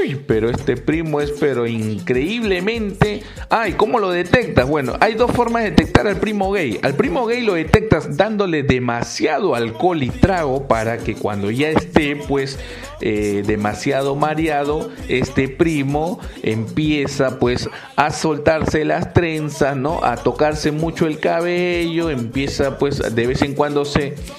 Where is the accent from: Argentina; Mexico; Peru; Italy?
Peru; En mi país, Perú